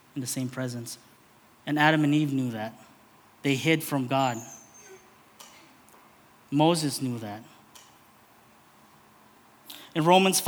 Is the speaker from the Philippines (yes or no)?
yes; Philippines; as a Filipino man, a brown man